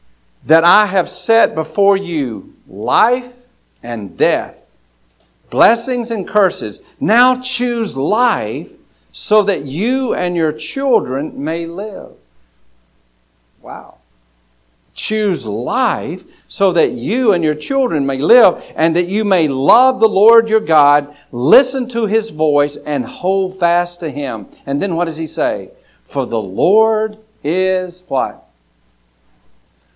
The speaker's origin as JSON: {"language": "English", "country": "United States", "said": "I live in America"}